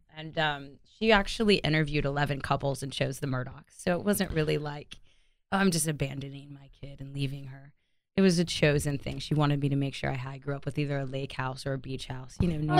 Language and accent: English; Tulsa, Oklahoma, United States; now in Fort Worth, United States; I grew up in Tulsa, Oklahoma. I was actually adopted when I was 2 weeks old to a loving family.